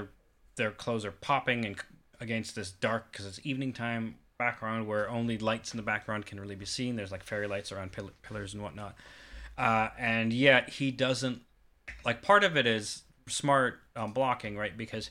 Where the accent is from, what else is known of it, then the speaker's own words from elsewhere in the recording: Kansas City, Missouri, United States; also born or lived in Atlanta, Georgia / South Carolina; I was born and raised in Kansas City by way of Atlanta, Georgia.